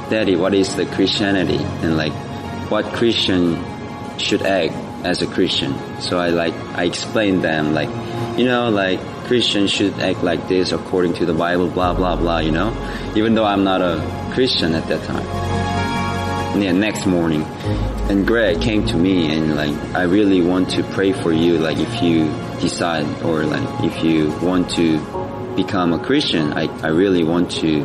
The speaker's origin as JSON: {"language": "English", "country": "South Korea", "second_language": "English", "moved": "as an adult", "said": "I'm 26 years old, and I'm from South Korea, and I'm exchange student"}